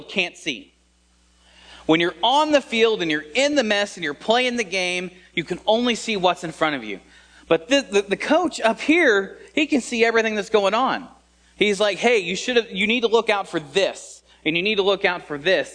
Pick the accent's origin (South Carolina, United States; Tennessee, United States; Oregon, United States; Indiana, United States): Indiana, United States; I was born and raised here in Indiana